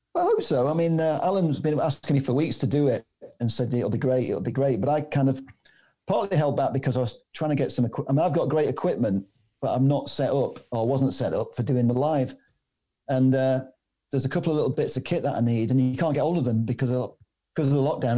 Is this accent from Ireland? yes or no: no; Manchester, North West England, United Kingdom; I come from Manchester. I'm half Maltese. My mother's from Malta.